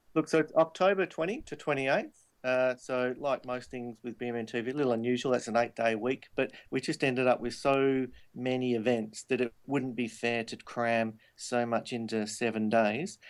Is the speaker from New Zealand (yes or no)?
no; Perth, Western Australia, Australia; moved away as an adult; now in Sydney, Australia; my hometown of Perth and also now here in Sydney that I've been for 13 years